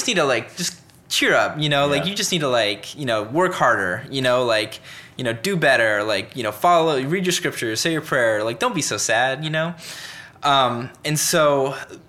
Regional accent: Littleton, Colorado, United States; moved away as an adult; also born or lived in Utah / Seattle, Washington / Swaziland; now in Cincinnati, United States; I grew up in Colorado

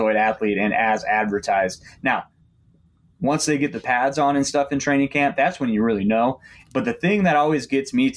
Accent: Kansas City, Missouri, United States; I'm from Kansas City

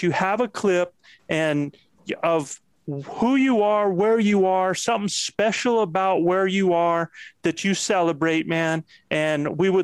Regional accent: Moyock, North Carolina, United States; moved away; I was raised in Moyock, North Carolina, a stone's throw from Elizabeth City

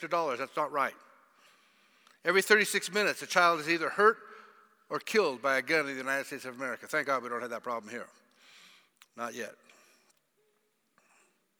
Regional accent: Zimbabwe

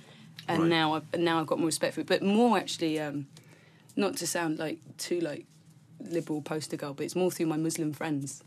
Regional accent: London, United Kingdom; accent: South London; I grew up in South London

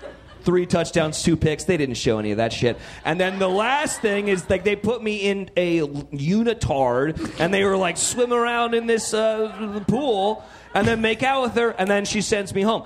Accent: Central California, United States; I come from Central California.

